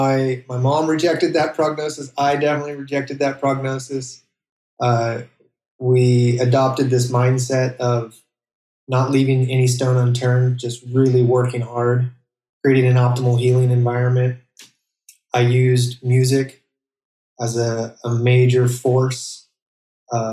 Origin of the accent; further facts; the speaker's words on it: Monterey Bay, Central California, United States; also born or lived in Indonesia; I grew up in the Monterey Bay, Central California